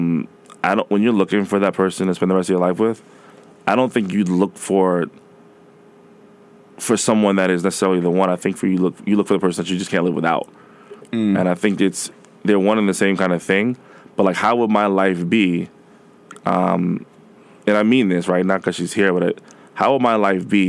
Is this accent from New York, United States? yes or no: yes; New York, United States; I'm from New York